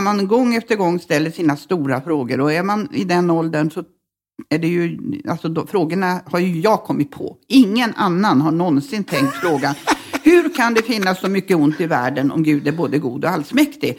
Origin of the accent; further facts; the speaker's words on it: Norrbotten County, Sweden; also born or lived in Luleå / Malmberget / Sikfors; vi bodde i Norrbotten till jag var tio ungefär och eh, på lite olika ställen. Eh, men eh, Luleå, mesta